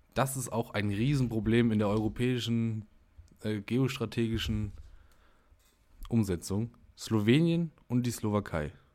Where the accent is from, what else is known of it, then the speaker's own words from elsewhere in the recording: Germany; wir als Deutsche